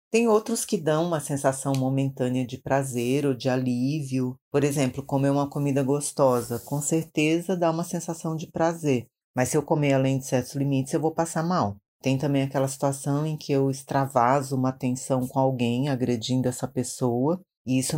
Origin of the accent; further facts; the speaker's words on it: Maranhão, Brazil; now in São Paulo, Brazil; sou tradutora, sou do Maranhão